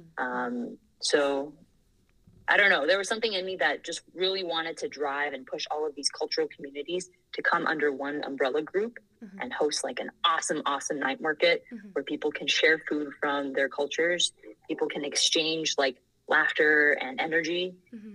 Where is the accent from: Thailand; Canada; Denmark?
Thailand; Bangkok; moved away as an adult; also born or lived in Taiwan (parents' origin); now in United States; I was born and raised in Bangkok, Thailand.